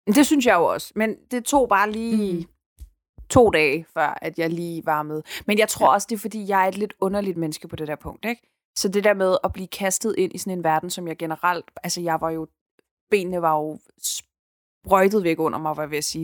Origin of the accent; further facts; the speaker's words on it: Denmark; jeg er dansker